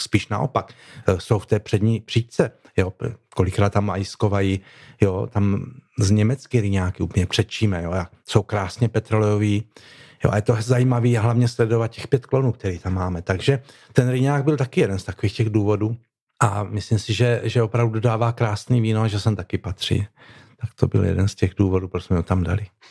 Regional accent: Kurdějov, South Moravian Region, Czechia; já třeba jsem eh, z Kurdějova

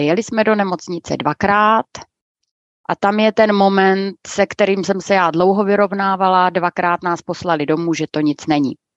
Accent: Brno, South Moravian Region, Czechia; já jsem původem taky z Brna

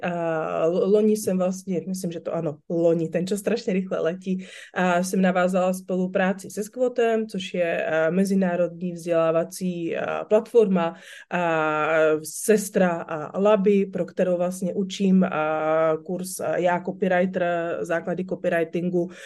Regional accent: Slovakia; now in Czech Republic; Já jsem vyrůstala na Slovensku

